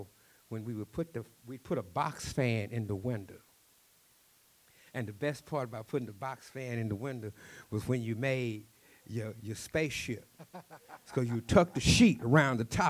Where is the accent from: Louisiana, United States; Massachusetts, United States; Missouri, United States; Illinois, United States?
Louisiana, United States; Cajun; accent: Cajun; also born or lived in Texas; my Cajun accent gets thicker and thicker